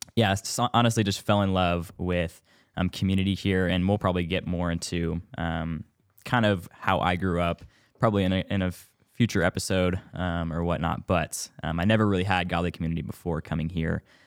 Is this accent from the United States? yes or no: yes; Spring, Texas, United States; moved away as an adult; now in Bryan, United States; I am from Houston, Texas, Northwest Houston, um, spring to be exact.